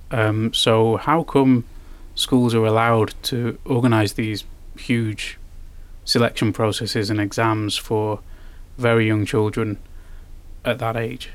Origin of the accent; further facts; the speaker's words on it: United Kingdom; now in Finland; I'm from Britain